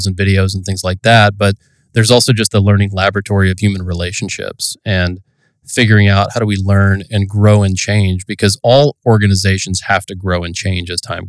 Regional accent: Ohio, United States; my home state of Ohio

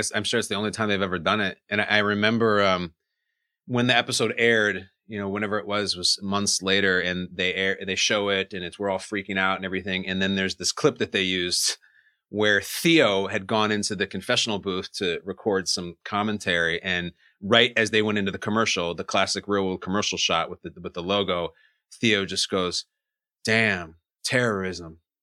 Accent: Chicago, Illinois, United States; also born or lived in New Jersey; I grew up in Chicago.

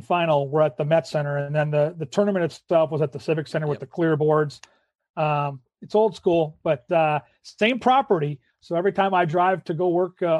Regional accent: Burnsville, Minnesota, United States; growing up in Burnsville

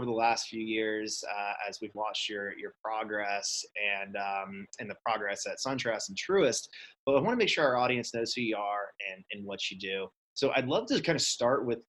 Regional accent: Vero Beach, Florida, United States; moved away as an adult; now in Texas, United States; I grew up in Vero Beach and been until moving out to Texas, but most of my life in Florida

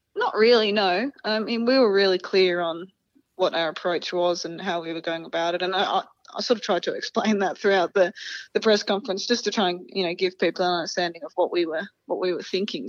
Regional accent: Australia; we're Australian

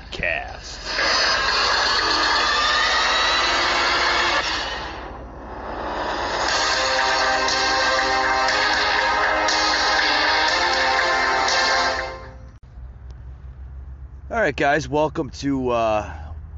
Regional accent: New Jersey, United States; growing up in the Northeast, up in New Jersey, where I'm originally from

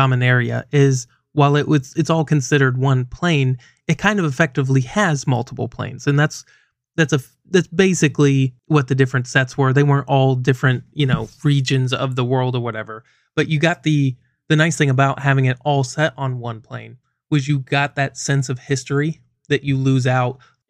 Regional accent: Goshen, United States; when I grew up, we grew up in Goshen with that group of friends of mine. We had no store.

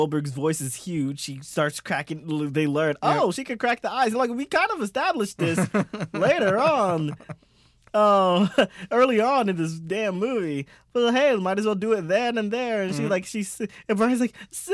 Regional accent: United States; I'm American.

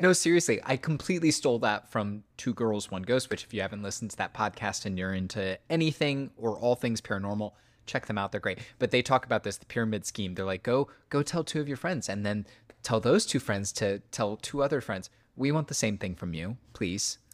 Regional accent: near Hollandsburg, West Central Indiana, United States; very near my hometown

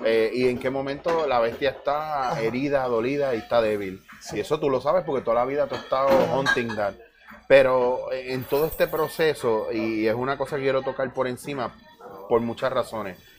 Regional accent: Puerto Rico

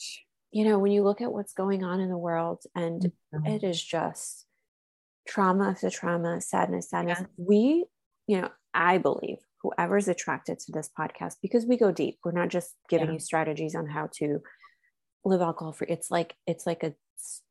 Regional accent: Slovakia; moved away; also born or lived in United States; I was raised in Slovakia

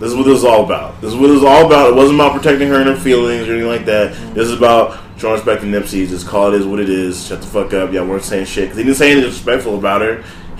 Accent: Louisiana, United States; my beloved state, my home state, Louisiana.

